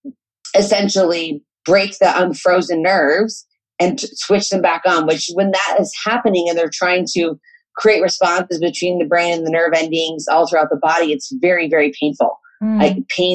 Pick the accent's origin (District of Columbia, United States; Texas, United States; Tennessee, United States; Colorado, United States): Colorado, United States; I grew up in Colorado and very outdoors area in the San Juan Mountains